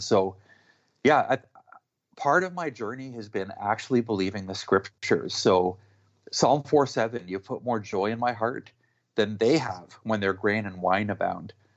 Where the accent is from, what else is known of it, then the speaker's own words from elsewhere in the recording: Canada; I'm Canadian